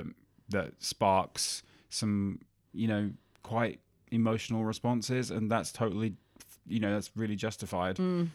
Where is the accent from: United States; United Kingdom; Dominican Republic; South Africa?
United Kingdom; Birmingham, West Midlands; now in Australia; yeah, I mean, I grew up in Birmingham, but no one would tell.